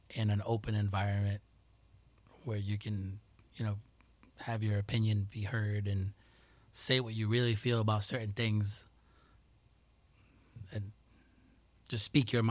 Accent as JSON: {"language": "English", "country": "Colombia", "tie": "born or raised there", "said": "growing up in Colombia for certain years the little town is pretty close, tight knit with each other."}